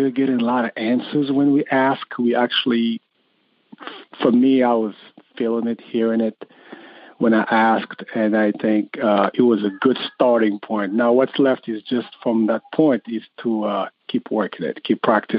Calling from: Connecticut, United States; I am calling from Connecticut.

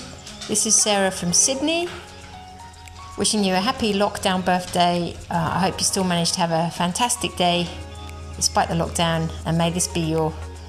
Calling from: United Kingdom; in the UK.

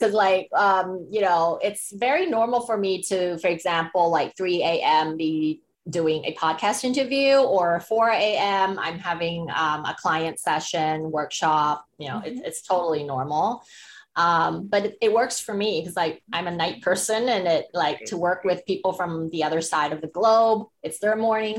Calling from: Bangkok, Thailand; I'm calling from Bangkok, Thailand.

